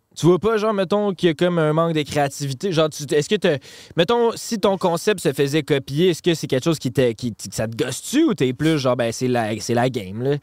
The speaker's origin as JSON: {"language": "French", "region": "Quebec", "country": "Canada", "accent": "Québécois", "said": "notre accent"}